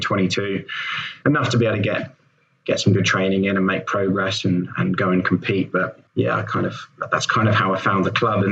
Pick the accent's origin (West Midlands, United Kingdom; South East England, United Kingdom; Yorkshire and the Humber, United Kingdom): South East England, United Kingdom; Woking; my hometown of Woking